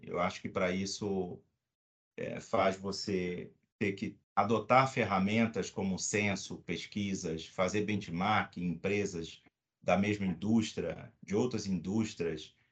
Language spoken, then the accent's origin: Portuguese; Rio de Janeiro, Brazil; now in São Paulo, Brazil; sou carioca